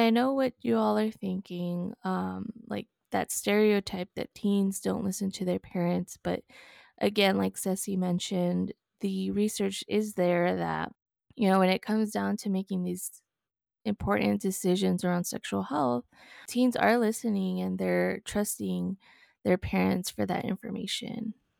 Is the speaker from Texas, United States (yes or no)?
yes; El Paso, Texas, United States; I was born and raised in El Paso, Texas